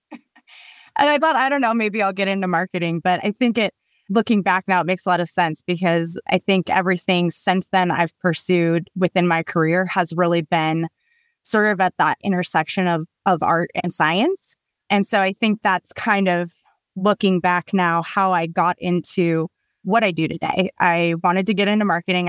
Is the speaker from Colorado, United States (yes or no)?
yes; Colorado, United States; I grew up in Colorado